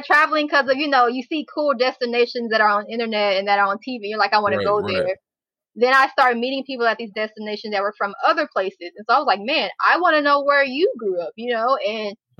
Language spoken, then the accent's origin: English; Dallas, Texas, United States; I'm originally from Dallas, Texas. My parents are both from Dallas, Texas as well